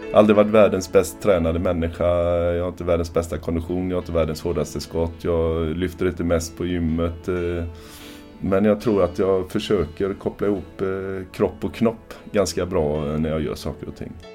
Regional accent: Sweden; som svensk

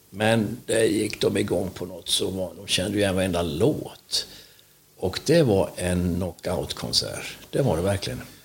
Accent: Vetlanda, Jönköping County, Sweden; jag är född i Vetlanda

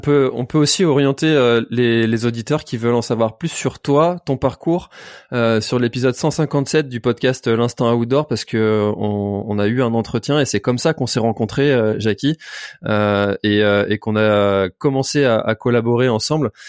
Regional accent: Brittany, France; je suis breton

